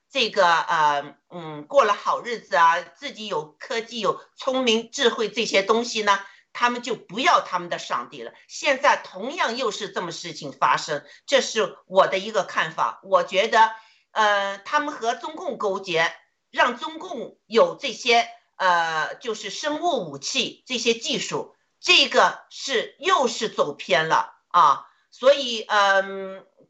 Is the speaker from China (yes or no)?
yes; China; 我们中国人